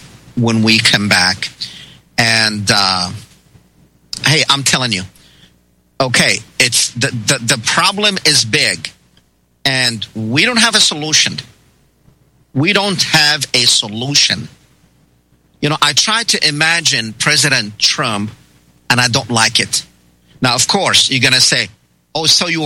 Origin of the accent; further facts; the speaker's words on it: Palestine; now in United States; But we all Americans and Palestinian because I'm from Palestine originally. And now I am proud to say I'm an American.